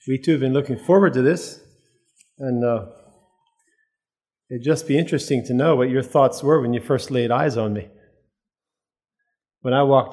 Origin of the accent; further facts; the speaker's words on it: Lancaster, Pennsylvania, United States; We come from Lancaster, Pennsylvania area